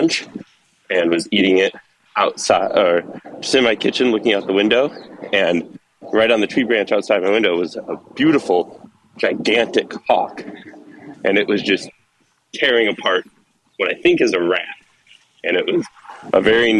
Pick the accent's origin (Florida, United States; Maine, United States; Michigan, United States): Michigan, United States; Flint; I'm from Flint, Michigan